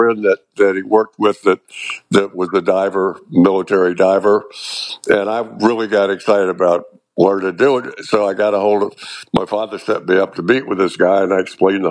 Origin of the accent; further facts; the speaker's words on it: Cocoa, Florida, United States; I grew up in Cocoa, Florida on the water